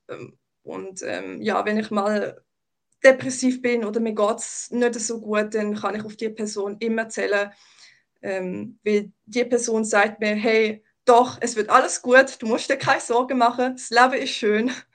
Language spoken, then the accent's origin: German; Baden, Aargau, Switzerland; also born or lived in Germany; ich bin in Deutschland geboren, aber ich bin da in, ähm, in der Region Baden aufgewachsen und lebe da jetzt schon seit ähm, 22, 23 Jahren.